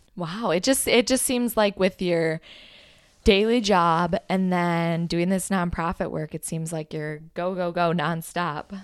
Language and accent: English; Minnesota, United States; I'm from Minnesota.